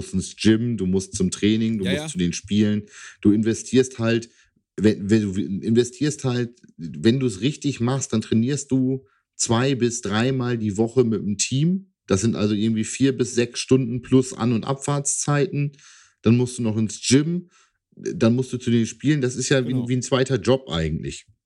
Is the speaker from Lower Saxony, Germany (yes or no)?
yes; East Frisia, Lower Saxony, Germany; now in Hanover, Germany